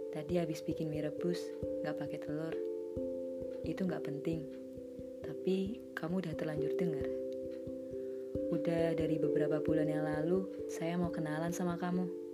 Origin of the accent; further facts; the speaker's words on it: Yogyakarta, Special Region of Yogyakarta, Indonesia; Saya orang Jogja